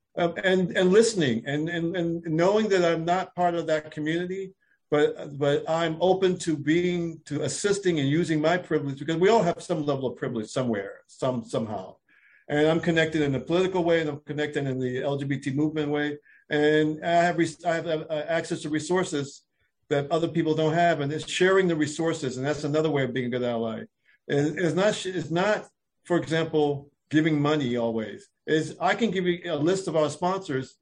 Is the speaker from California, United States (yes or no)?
no; Philadelphia, Pennsylvania, United States; moved away as an adult; now in Washington, D.C., United States; I'm from Philadelphia area. I've been living in D.C. for over 25 years, but I'm from the Philadelphia area